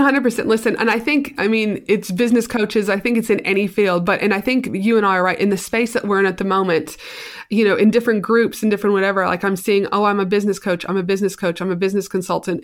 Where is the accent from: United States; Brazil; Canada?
Canada; I am super Canadian, very proud